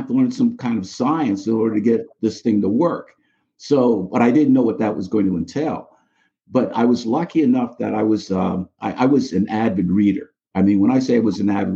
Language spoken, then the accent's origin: English; New York City, New York, United States; moved away as an adult; now in Coventry, Connecticut, United States; I grew up in the Bronx, New York.